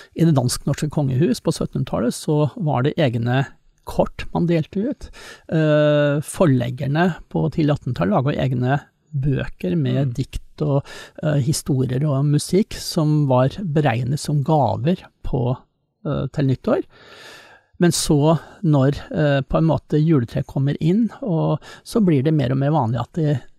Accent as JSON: {"language": "Norwegian", "region": "Eastern Norway", "country": "Norway", "said": "meg som østlending"}